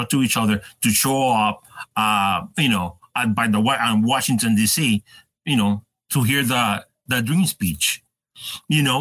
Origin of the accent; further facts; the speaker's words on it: Puerto Rico; moved away; I grew up in Puerto Rico